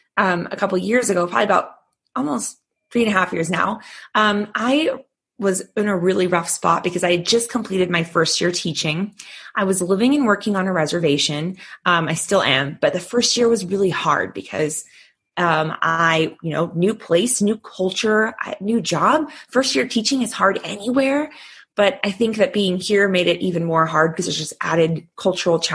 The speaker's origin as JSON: {"language": "English", "region": "Southern California", "country": "United States", "also_born_or_lived": "Northern Arizona", "moved": "as an adult", "lives_now": "Arizona, United States", "said": "I'm originally from Southern California, but right now I actually live and teach on a reservation in Northern Arizona"}